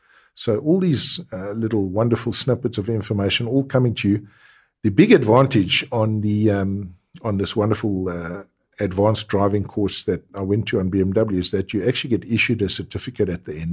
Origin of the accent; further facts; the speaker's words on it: South Africa; very important features to keep you as a South African motorist alive, especially bearing in mind that we probably have the worst drivers in the world